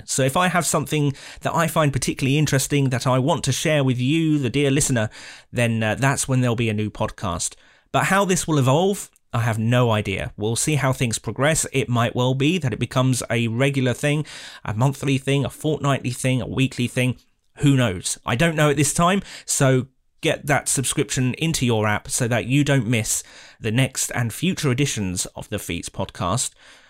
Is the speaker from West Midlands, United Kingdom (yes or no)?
yes; Nuneaton, West Midlands, United Kingdom; I'm from Nuneaton, a ordinary enough town in the middle of England